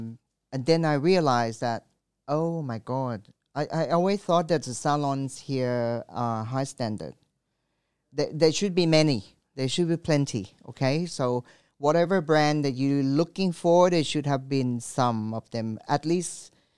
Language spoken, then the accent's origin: English; France; now in Thailand; I grew up in France. I love wines.